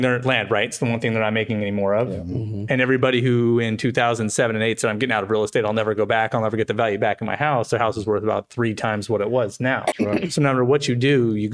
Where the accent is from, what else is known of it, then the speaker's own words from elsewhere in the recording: San Bernardino, California, United States; Born and raised in San Bernardino.